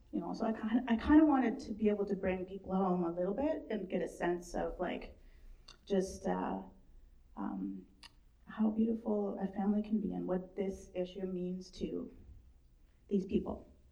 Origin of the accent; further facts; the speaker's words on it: Bella Bella, British Columbia, Canada; I was born in Bella Bella